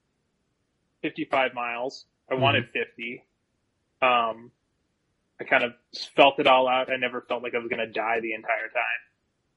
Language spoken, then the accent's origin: English; Las Vegas, Nevada, United States; moved away as an adult; also born or lived in Milwaukee, Wisconsin / Eugene, Oregon; now in Colorado, United States; I lived in Las Vegas for minus, like, the 3 years that I had growing up in Milwaukee. Like, my entire life I was in Las Vegas.